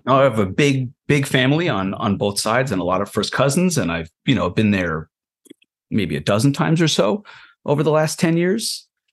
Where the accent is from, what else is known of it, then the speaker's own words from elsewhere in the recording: Israel; now in United States; I was born on a kibbutz in Israel.